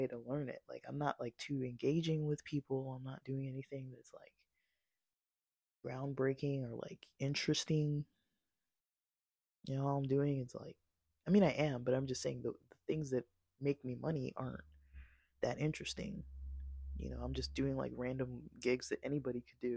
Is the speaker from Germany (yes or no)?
no; United States; I'm American born